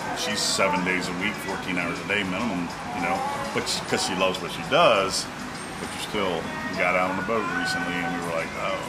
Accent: Alabama, United States; I'm from Alabama and listen, I listened to the podcast.

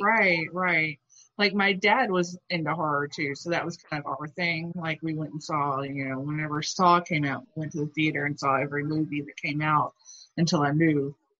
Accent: Alabama, United States; moved away; also born or lived in Louisville, Kentucky; the house I grew up in in Alabama

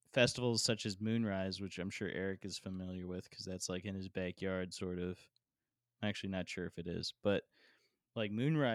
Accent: Fairfax, Virginia, United States; I'm from Fairfax

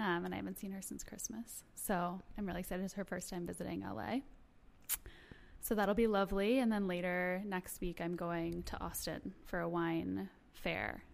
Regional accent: Toronto, Ontario, Canada; moved away as an adult; I was born in Toronto, grew up there

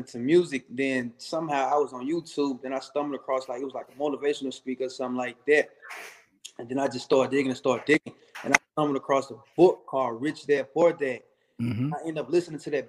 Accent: St. Louis, Missouri, United States; I'm originally from St. Louis, Missouri. I still stay in St. Louis.

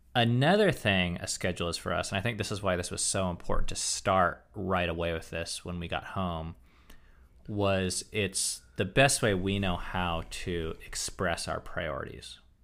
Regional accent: United States; as an American

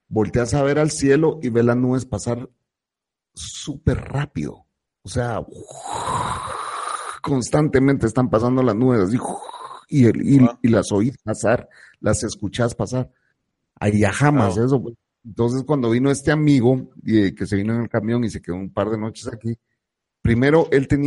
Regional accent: San Salvador, El Salvador; Pero nosotros que venimos de San Salvador, que regularmente está 25, 28, ¿me entendés?

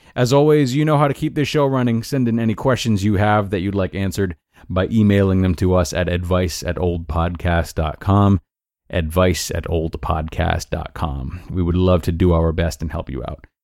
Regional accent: Rhode Island, United States; moved away as an adult; also born or lived in Towson, Maryland; about six hours from where I was born and raised in Rhode Island

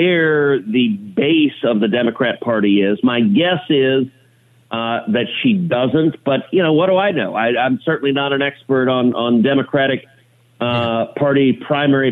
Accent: Houston, Texas, United States; grew up in Houston

